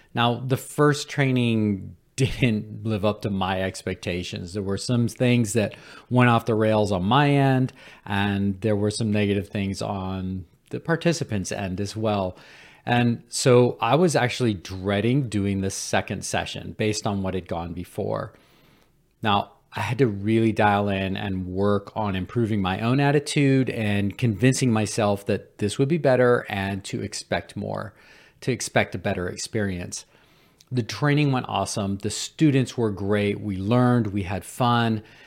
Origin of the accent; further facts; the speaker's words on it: Cullowhee, North Carolina, United States; Western Carolina University in my hometown of Culwee, North Carolina